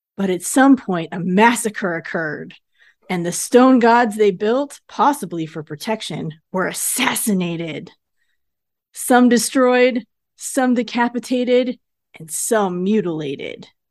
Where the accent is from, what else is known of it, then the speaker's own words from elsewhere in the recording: United States; I grew up in Lake Tahoe